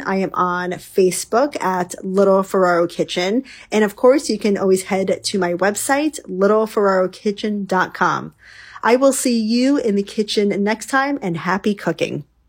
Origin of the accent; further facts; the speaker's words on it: New York, United States; now in West Coast, United States; When I grew up in New York, one of um, the most popular things we did was go to the local, you know, bagel shop.